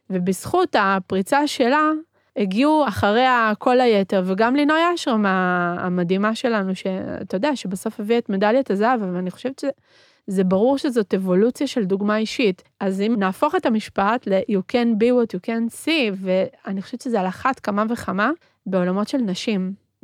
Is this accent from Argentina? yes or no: yes; Argentina; born there; first language Spanish; Hebrew is a second language; זה שאני גדלתי בבית שהוא בתרבות אחרת, אני נולדתי בארגנטינה, דיברנו בבית ספרדית, בבית מתנהגים בצורה מסוימת, בחוץ אה, מתנהגים בצורה אחרת.